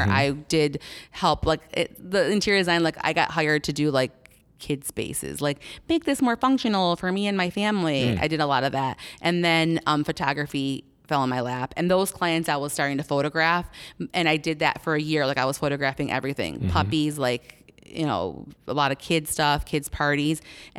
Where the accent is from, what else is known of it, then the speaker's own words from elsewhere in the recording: Buffalo, New York, United States; now in Naperville, United States; Who am I? … I am currently right now living in Naperville, Illinois.